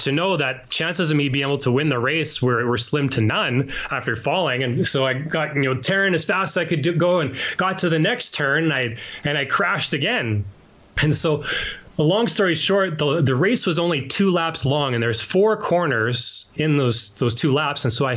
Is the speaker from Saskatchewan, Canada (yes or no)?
yes; Yorkton, Saskatchewan, Canada; I was born and raised in Yorkton, Saskatchewan, which is a little place in the prairies